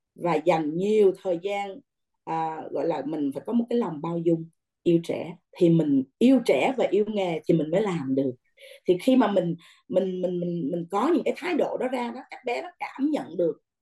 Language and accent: Vietnamese; Vietnam; moved away; người Việt Nam mình